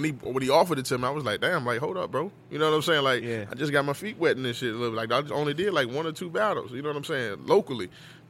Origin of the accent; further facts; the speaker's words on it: Virginia, United States; I'm from Virginia.